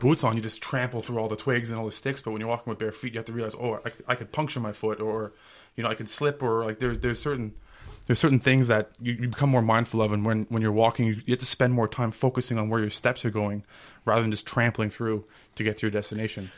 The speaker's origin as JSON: {"language": "English", "town": "Ottawa", "region": "Ontario", "country": "Canada", "tie": "born or raised there", "said": "I was born and raised in Ottawa"}